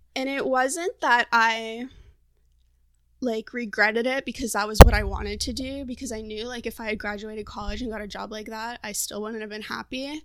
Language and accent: English; Florida, United States; moved away as an adult; also born or lived in Portland, Oregon; now in San Diego, United States; I'm originally from Florida, and a year ago I moved to Portland, Oregon